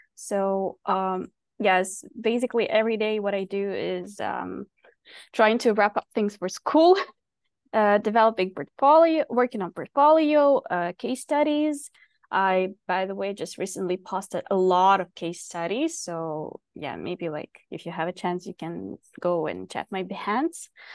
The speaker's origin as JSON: {"language": "English", "country": "Ukraine", "moved": "as an adult", "lives_now": "Vancouver, Canada", "said": "I live in Vancouver, but basically I'm from Ukraine, where I basically started designing"}